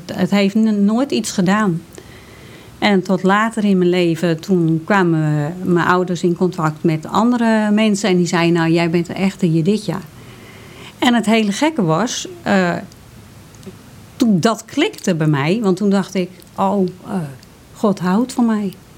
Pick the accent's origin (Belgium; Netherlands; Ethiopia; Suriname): Netherlands; Hoorn, North Holland; ik ben geboren in Horen